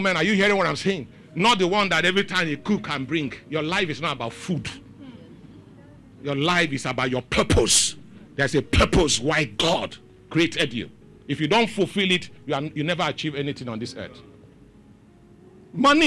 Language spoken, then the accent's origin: English; Lagos, Nigeria; I grew up in Dolphin Estate. It's my father's house